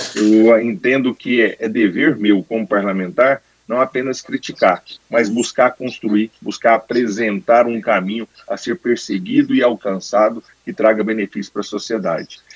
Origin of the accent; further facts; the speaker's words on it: Brazil; como brasileiro